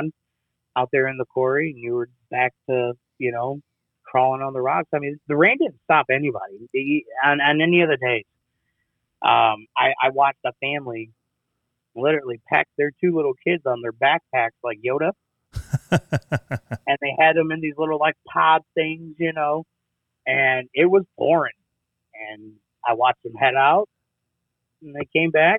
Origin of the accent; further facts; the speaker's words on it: Midwest, United States; we're from the Midwest.